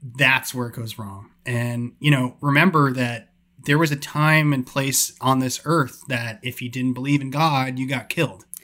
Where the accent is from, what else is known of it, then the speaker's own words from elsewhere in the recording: New York, United States; moved away; I grew up in New York